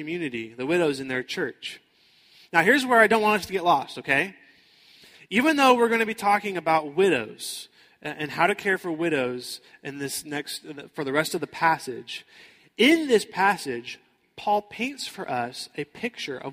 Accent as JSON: {"language": "English", "town": "Houston", "region": "Texas", "country": "United States", "tie": "born or raised there", "moved": "as an adult", "lives_now": "Florida, United States", "said": "I grew up in Houston, Texas"}